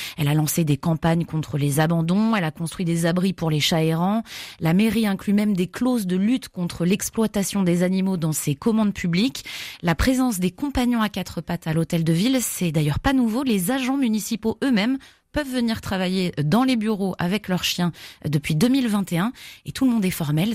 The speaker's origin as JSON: {"language": "French", "town": "Grenoble", "region": "Auvergne-Rhône-Alpes", "country": "France", "said": "chez nous à Grenoble"}